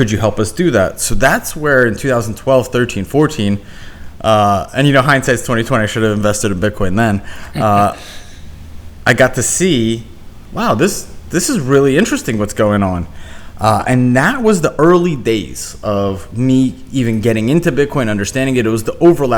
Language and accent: English; Philadelphia, Pennsylvania, United States; also born or lived in Ukraine; I was born in Ukraine, but Philly was where I was raised